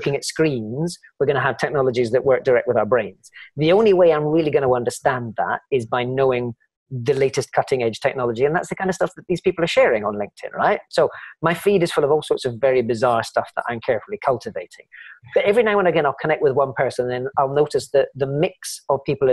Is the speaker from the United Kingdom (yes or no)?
yes; Scotland, United Kingdom; I'm Scottish.